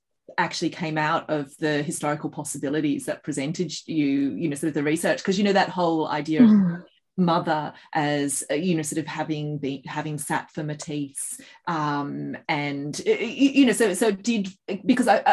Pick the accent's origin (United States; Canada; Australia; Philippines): Australia; as an Australian